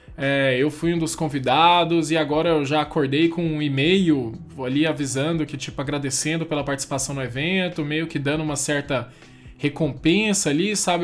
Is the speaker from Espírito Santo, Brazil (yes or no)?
no; Goiânia, Goiás, Brazil; Eu sou de Goiânia, moro em Goiânia.